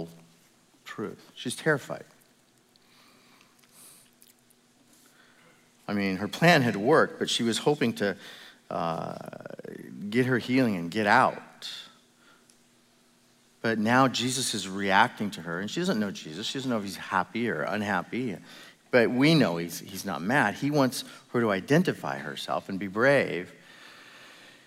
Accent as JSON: {"language": "English", "country": "United States", "said": "I'm American"}